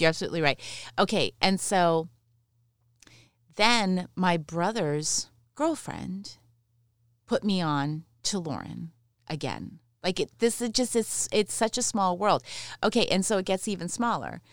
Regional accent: London, Ontario, Canada; also born or lived in Mississauga; I was born there, but then I grew up, um, I spent until the end of eighth grade in London, Ontario

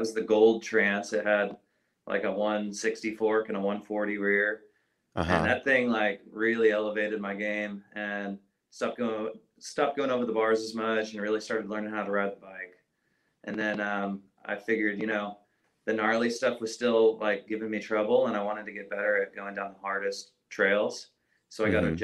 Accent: Napa, California, United States; I grew up in the Bay Area. I grew up in Napa

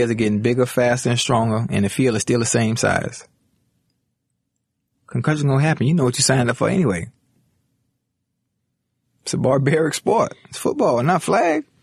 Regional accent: Miami, Florida, United States; I come from Liberty City. I come from the hood.

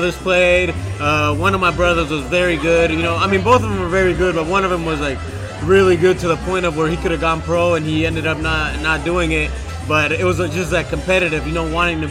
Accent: Washington, United States; moved away as an adult; also born or lived in Colorado / Oklahoma; now in Miami, United States; I'm from Washington State.

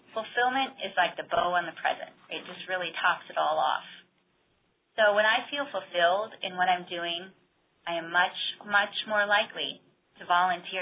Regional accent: Iowa, United States; moved away; a recent trip that I took back to my hometown in Iowa

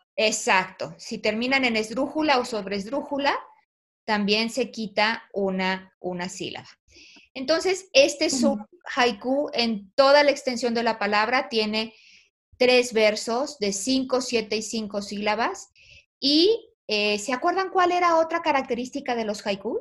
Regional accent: Mexico; somos los mexicanos

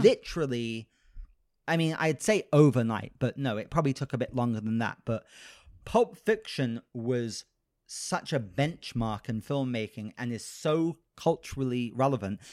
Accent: United Kingdom; I'm British

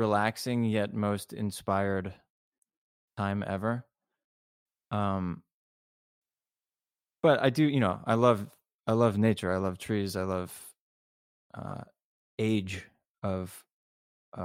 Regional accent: Los Angeles, California, United States; also born or lived in New York; me being an LA person through and through. I was born here and I'm pretty laid back.

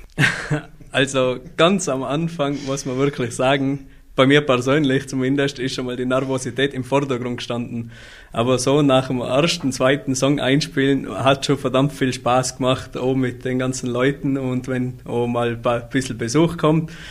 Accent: Austria; ich bin eigentlich der einzig gebürtige Österreicher in der kompletten Band

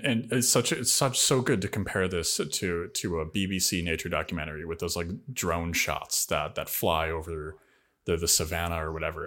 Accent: Rust Belt, United States; everywhere I grew up in the Rust Belt

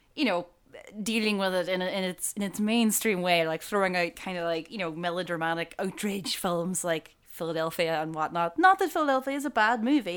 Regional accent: Buncrana, County Donegal, Ireland; I grew up in Boncrana.

